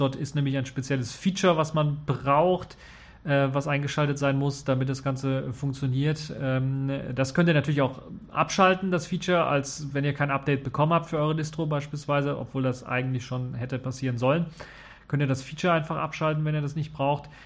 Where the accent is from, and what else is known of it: Germany